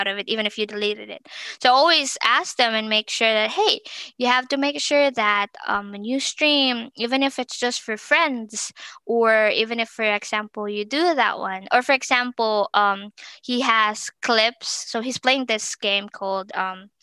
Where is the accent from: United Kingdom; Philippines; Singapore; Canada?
Philippines; moved away as an adult; now in United States; initially I'm from the Philippines